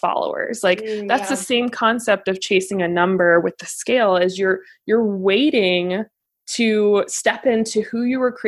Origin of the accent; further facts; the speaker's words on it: Cary, North Carolina, United States; now in Charlotte, United States; I'm originally from Cary, North Carolina, currently in Charlotte with my husband